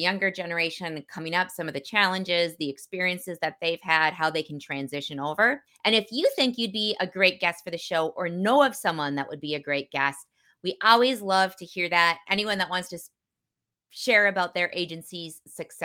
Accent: Midwest, United States; as a Midwesterner

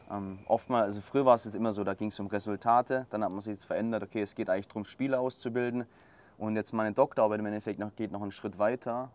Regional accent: Swabia, Black Forest, Baden-Württemberg, Germany; ich komme aus dem Schwabenland, aus dem Schwarzwald, ähm, relativ kleine Region

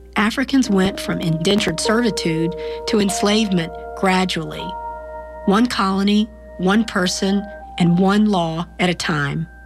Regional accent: Greensboro, North Carolina, United States; I was born in Greensboro, North Carolina in 1963

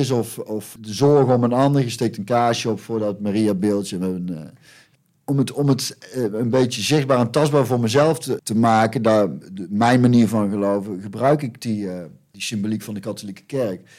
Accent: North Brabant, Netherlands; ik kom uit Brabant en dat is een katholieke provincie.

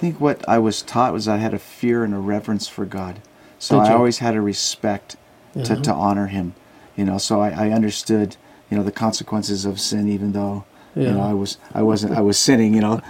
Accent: Southern California, United States; now in Hawaii, United States; I was a surfer from Southern California.

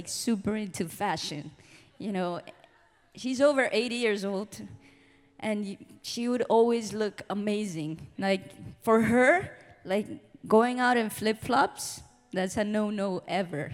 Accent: Colombia; moved away; I'm from Colombia

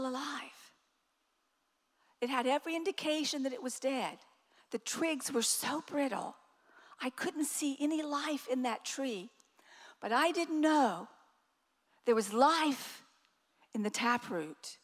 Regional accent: the South, United States; I'm from the South.

